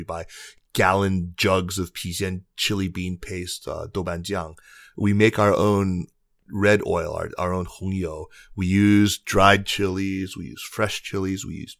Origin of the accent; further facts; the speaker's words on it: Tucson, Arizona, United States; Mexican, honoring my roots growing up in Tucson, Arizona, actually, and Indian